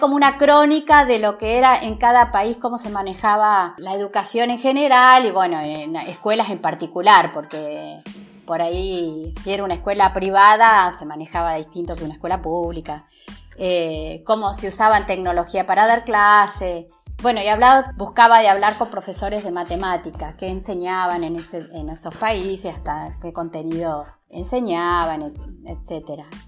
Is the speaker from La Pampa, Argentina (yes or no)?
yes; Santa Rosa, La Pampa, Argentina; de dónde sos, de la Argentina, ah, de Buenos Aires o de Córdoba. No, de La Pampa